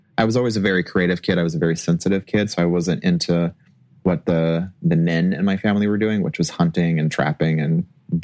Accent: California, United States; moved away as an adult; I'm from California

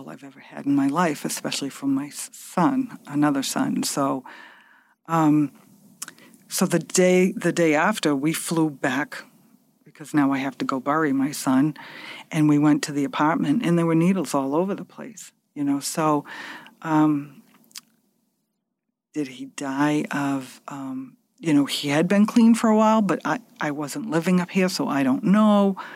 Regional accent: Massachusetts, United States; And we're all from Massachusetts.

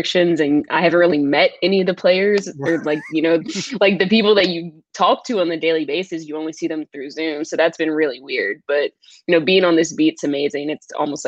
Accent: New Orleans, Louisiana, United States; I'm from New Orleans.

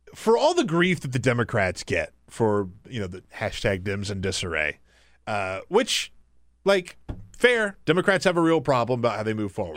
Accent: South Carolina, United States; moved away; I grew up in South Carolina.

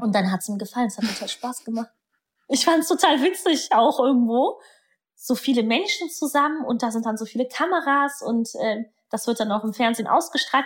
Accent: Germany; first language German; Meine Eltern sind ja irgendwann äh, vom Polen nach Deutschland rübergekommen. Da hatte meine Mutter mich im Bauch. Und ich bin ja dann deutsch aufgewachsen

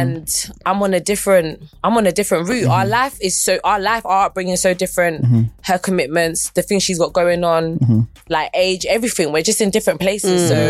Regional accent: London, United Kingdom; I feel like I'm from South, but my aim is global.

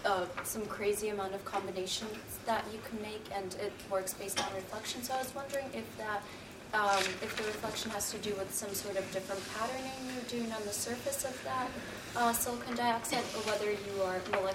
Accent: Shandong, China; I'm from Shandong.

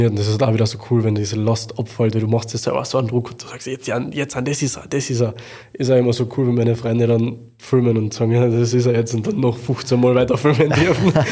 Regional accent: Klagenfurt, Carinthia, Austria; Also in meiner Heimatstadt habe ich im Wörthersee Stadion in im Wahrzeichen für, also eines der Wahrzeichen für Klagenfurt eine Show fahren dürfen

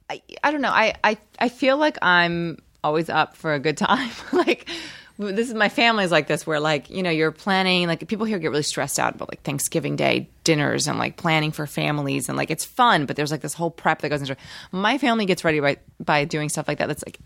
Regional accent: Rio de Janeiro, Brazil; Well, I'm from Rio, and I highly recommend Rio.

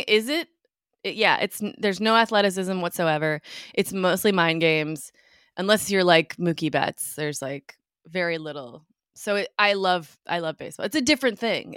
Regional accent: Minneapolis, Minnesota, United States; moved away as an adult; also born or lived in New York; when I was growing up in Minneapolis

